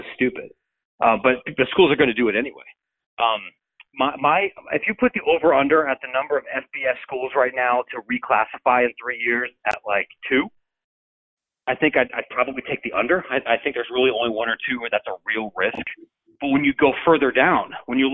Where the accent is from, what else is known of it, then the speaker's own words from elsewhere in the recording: Ohio, United States; I grew up in Ohio